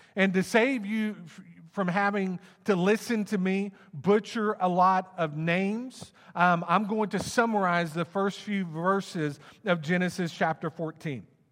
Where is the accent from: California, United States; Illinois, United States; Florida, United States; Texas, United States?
Texas, United States; Plano; also born or lived in Wylie, Texas; I grew up in Plano, um, and, and, um, in between the, my sixth grade semester, we moved to Wiley